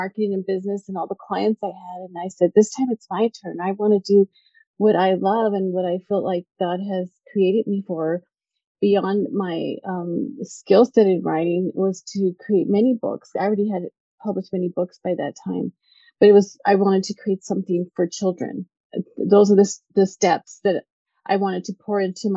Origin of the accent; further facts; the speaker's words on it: El Paso, Texas, United States; I grew up in El Paso, Texas